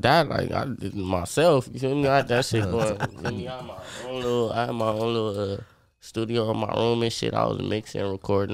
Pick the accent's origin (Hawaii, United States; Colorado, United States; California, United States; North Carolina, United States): California, United States; Los Angeles; moved away as an adult; now in Inland Empire, United States; Originally, I'm from L.A.